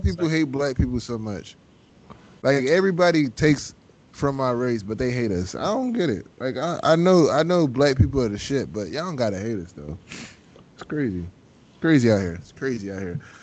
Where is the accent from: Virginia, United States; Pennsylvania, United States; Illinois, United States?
Pennsylvania, United States; Philadelphia; accent: country; I am from South Philly, so I'm on, on the cleaner part, somewhat